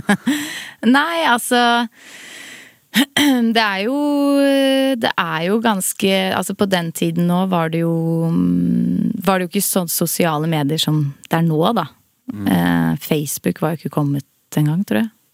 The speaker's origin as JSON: {"language": "Norwegian", "town": "Son", "region": "Akershus", "country": "Norway", "said": "i Son. Det er jo der jeg er fra"}